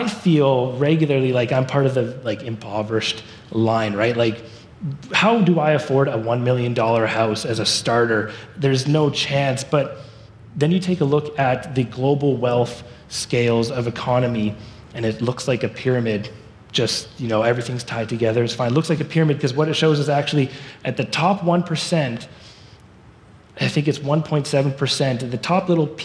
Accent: Surrey, British Columbia, Canada; moved away as an adult; now in Abbotsford, Canada; I grew up in Surrey

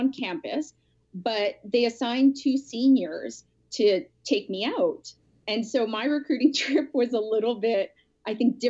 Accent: Winnipeg, Manitoba, Canada; born or raised there

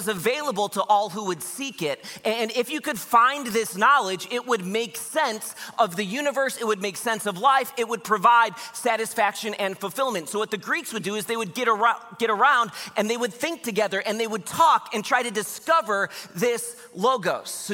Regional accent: Grand Haven, Michigan, United States; also born or lived in Wheaton, Illinois; I was born in Wheaton, Illinois. I grew up in Grand Haven, Michigan

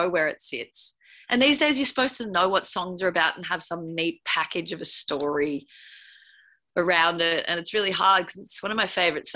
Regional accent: Byron Bay, New South Wales, Australia; I grew up partly in Byron Bay

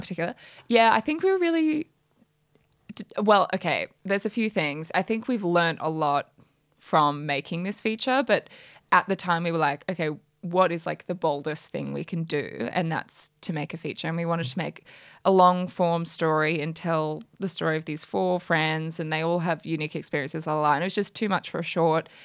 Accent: Brisbane, Queensland, Australia; moved away as an adult; now in Sydney, Australia; I'm from Brisbane originally

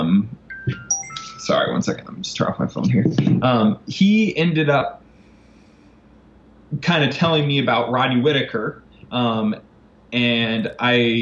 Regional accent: Indianapolis, Indiana, United States; moved away as an adult; also born or lived in Michigan / Tallahassee, Florida; now in New Orleans, United States; I'm from Indianapolis area

